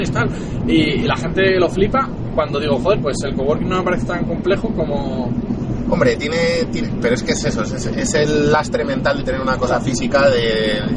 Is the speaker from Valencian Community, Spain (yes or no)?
no; Asturias, Spain; now in Madrid, Spain; porque yo me vine a Madrid de Asturias, para montar un espacio de coworking